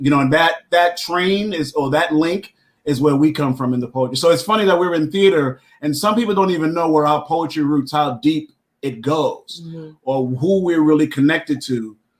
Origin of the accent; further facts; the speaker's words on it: Brooklyn, New York, United States; the group is called From the Bronx Side, and I'm from Brooklyn.